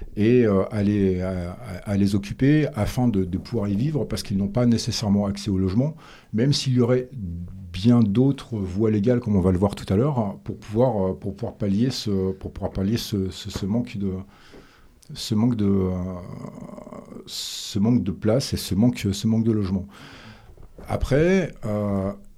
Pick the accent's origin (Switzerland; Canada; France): France; chez nous en France